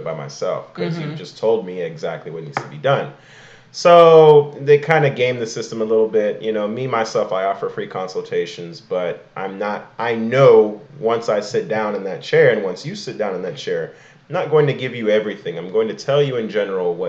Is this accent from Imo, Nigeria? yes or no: yes; Imo, Nigeria; now in United States; I'm from Emo